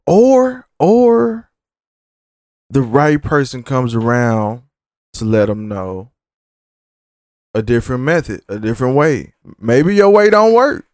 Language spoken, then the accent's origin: English; the South, United States; I'm from the South